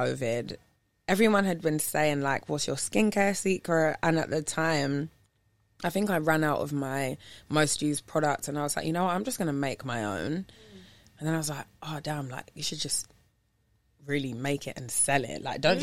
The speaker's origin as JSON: {"language": "English", "region": "London", "country": "United Kingdom", "also_born_or_lived": "New York", "moved": "as an adult", "lives_now": "Los Angeles, United States", "said": "the only like two female DJs from London that are DJing together"}